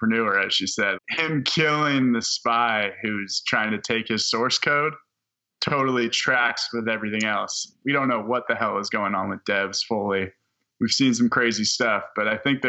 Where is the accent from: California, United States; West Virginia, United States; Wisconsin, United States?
California, United States; San Francisco; As a San Franciscan, we were raised on The Rock, the Sean Connery movie